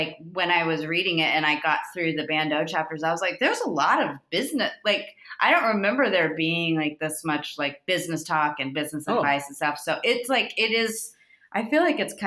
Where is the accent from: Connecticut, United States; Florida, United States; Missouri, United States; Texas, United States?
Florida, United States; moved away as an adult; also born or lived in San Diego; now in Los Angeles, United States; I'm from Florida